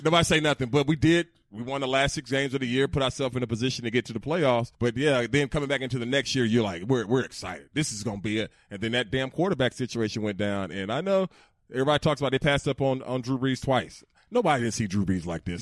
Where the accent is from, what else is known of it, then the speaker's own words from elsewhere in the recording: Peach County, Georgia, United States; moved away as an adult; I was raised back in Peach County.